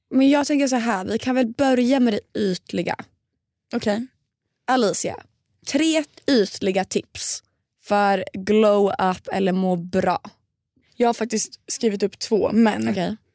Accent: Stockholm, Stockholm County, Sweden; Jag har varit hemma i Stockholm hela helgen.

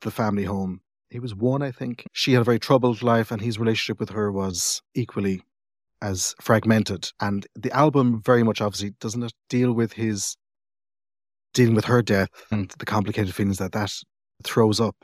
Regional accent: Cork, Munster, Ireland; also born or lived in England; I grew up in Cork

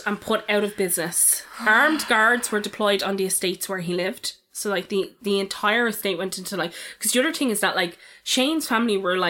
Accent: Dublin, Leinster, Ireland; I was from Ballyferma and things like this happen in Ballyferma

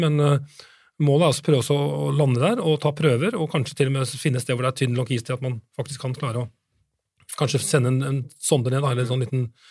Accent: Norway; for oss som nordmenn

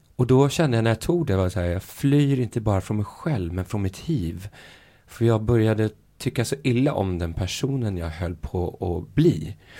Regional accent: Sweden; som vi svenskar

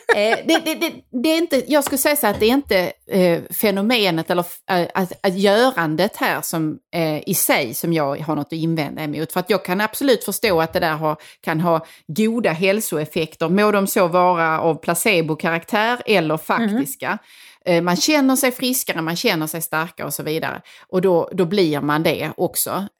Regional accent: Sweden; som svenskar

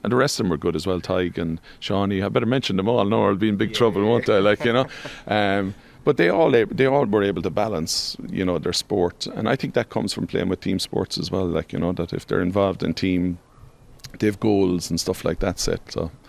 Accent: Tralee, Munster, Ireland; Well, I'm from Tralee, so there was always good local rivalries there between Austin Stacks and Cairns or Ahalies and John Mitchell's maybe, and now Nigel.

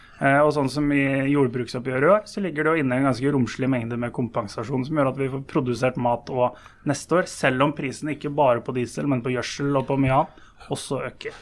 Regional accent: Lillehammer, Innlandet, Norway; Jeg er jo sjøl fra Lillehammer.

